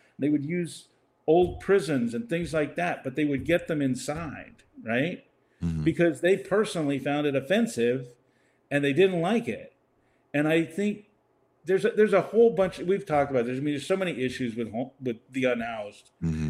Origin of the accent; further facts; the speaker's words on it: Mexico; born there; Go out in the streets, and I was born in Mexico.